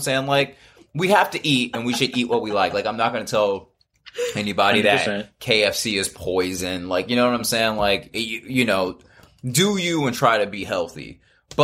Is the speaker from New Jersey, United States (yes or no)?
no; Marietta, Georgia, United States; also born or lived in Miami, United States / Cincinnati, United States / Fresno, United States; I was born in Miami, then lived in Cincinnati, then lived up in the Bay Area, then lived in Fresno. I'm from Marietta, Georgia.